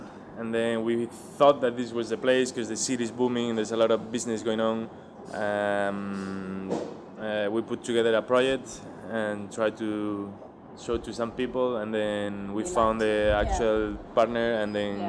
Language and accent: English; Madrid, Community of Madrid, Spain; moved away as an adult; now in Vietnam; I'm from Spain. I was born in Madrid in 1988, long time ago.